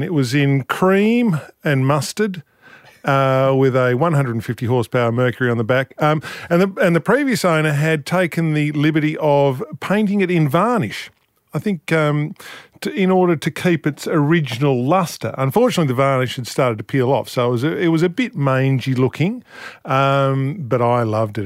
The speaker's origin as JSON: {"language": "English", "area": "Flinders Island", "region": "Tasmania", "country": "Australia", "tie": "born or raised there", "said": "I grew up on Flinders Island, uh, which is in the middle of Bass Strait"}